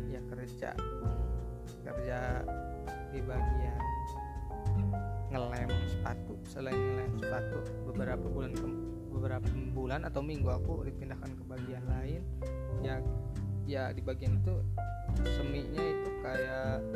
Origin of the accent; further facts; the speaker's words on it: Majalengka, West Java, Indonesia; nah pindah ke kota aku kota Majalengka gitu kan bangun pabrik di situ